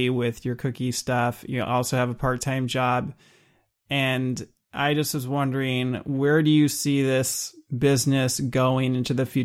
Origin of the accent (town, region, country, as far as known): California, United States